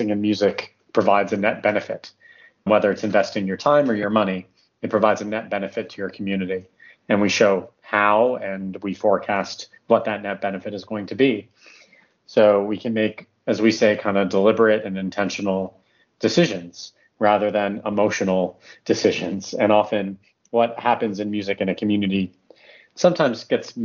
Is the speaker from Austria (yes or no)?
no; Canada; now in United Kingdom; I'm Canadian originally, but I've been living in the UK for a long time